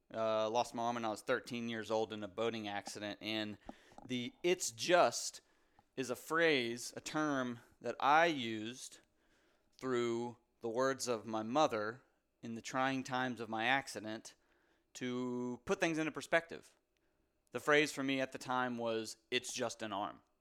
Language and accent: English; Raleigh, North Carolina, United States; live in Raleigh, North Carolina, actually where I was born and raised here in Raleigh, North Carolina